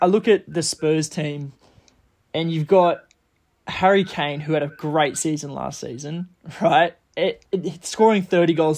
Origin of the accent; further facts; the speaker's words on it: Australia; As an Aussie